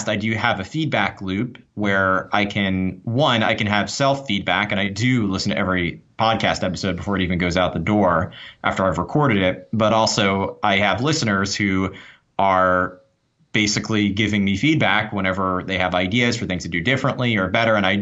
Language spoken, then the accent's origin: English; New York, United States; I'm from New York, but wow, did I talk fast